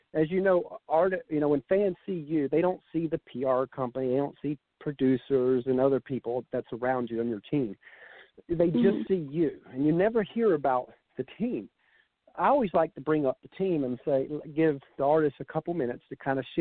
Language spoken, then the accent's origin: English; Georgia, United States; I'm from Georgia here